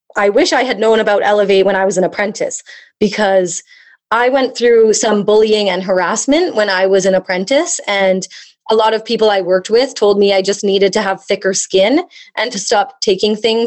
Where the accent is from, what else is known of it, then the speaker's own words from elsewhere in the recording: Calgary, Alberta, Canada; moved away as an adult; also born or lived in Fort Smith; now in Yellowknife, Canada; I moved back home to Calgary